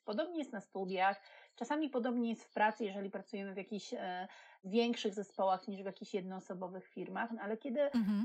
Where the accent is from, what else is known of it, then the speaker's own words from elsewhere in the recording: Wrocław, Lower Silesian Voivodeship, Poland; ja jestem z Wrocławia